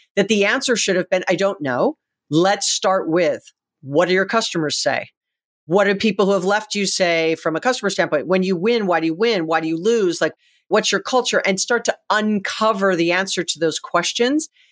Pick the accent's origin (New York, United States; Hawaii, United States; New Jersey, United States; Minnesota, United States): Hawaii, United States; I'm from Hawaii